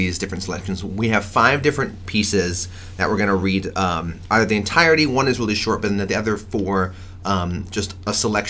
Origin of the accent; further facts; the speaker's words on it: New York, United States; growing up in New York, I did improv and saw a million, million, million shows at the UCB Theater